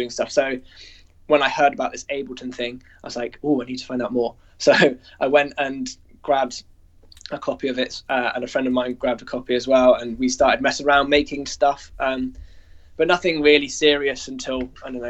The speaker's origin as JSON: {"language": "English", "country": "Guernsey", "tie": "born or raised there", "said": "I grew up in Guernsey in which is like a tiny little island in the Channel Islands"}